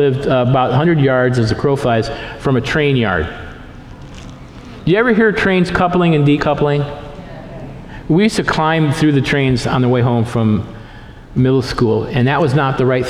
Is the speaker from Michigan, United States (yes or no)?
yes; Lansing, Michigan, United States; also born or lived in Portland; now in Stanwood, United States; I grew up in Lansing, Michigan, a very industrial town, and then I moved to downtown Portland, or to Portland